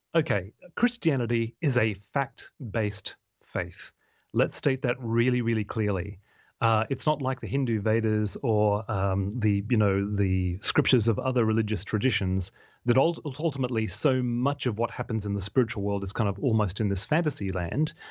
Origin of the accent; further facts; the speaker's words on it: Australia; now in United Kingdom; my home country, in Australia